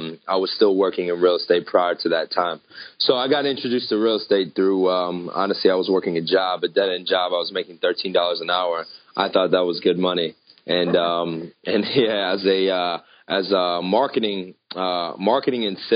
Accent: Northern Virginia, United States; I was born and raised in Northern Virginia, which is pretty much right outside of D.C.

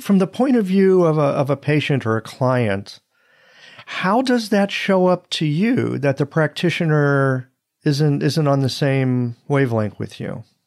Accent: United States; growing up in this country

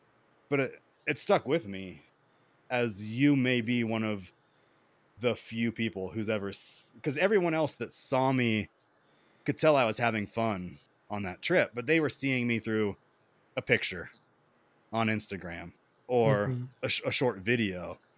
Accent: the South, United States; Like I grew up in the South and, you know, I've been to North Carolina, Georgia, you know, I've been to like states, but I've never really like been out there.

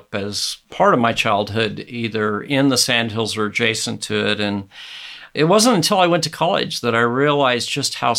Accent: Mullen, Nebraska, United States; my hometown of Mullen

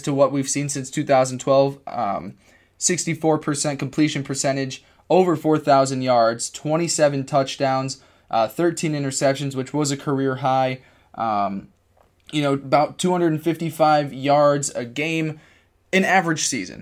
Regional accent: Cortland, New York, United States; at SUNY Cortland in my hometown

